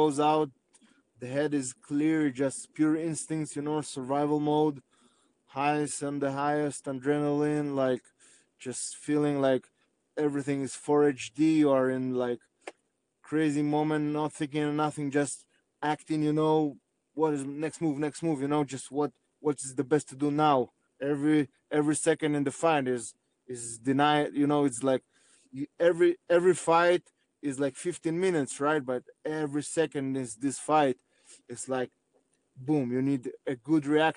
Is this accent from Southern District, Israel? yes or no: yes; Arad, Southern District, Israel; I was born in Israel. I was raised in Israel